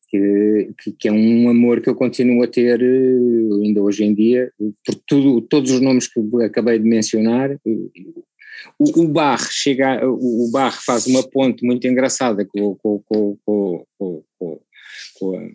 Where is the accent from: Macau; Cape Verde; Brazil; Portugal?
Macau; born there; é para todos os efeitos é o sítio onde eu nasci, não é?